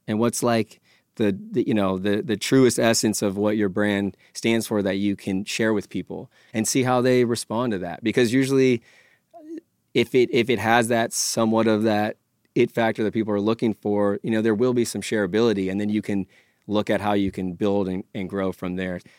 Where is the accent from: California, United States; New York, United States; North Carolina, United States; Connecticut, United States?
California, United States; born and raised in California